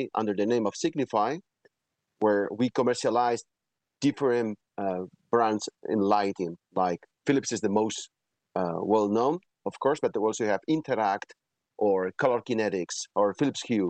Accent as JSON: {"language": "English", "country": "Spain", "tie": "born or raised there", "also_born_or_lived": "Belgium / France", "said": "born and raised in Spain, where I'm right now in Madrid offices."}